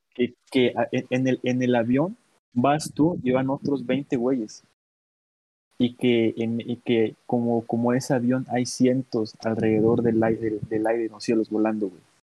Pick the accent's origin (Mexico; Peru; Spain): Mexico; Guerrero; yo soy de aquí de Guerrero, del centro de México